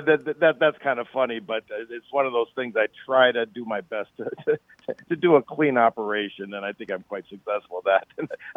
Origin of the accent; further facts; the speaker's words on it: northern Minnesota, United States; I grew up in northern Minnesota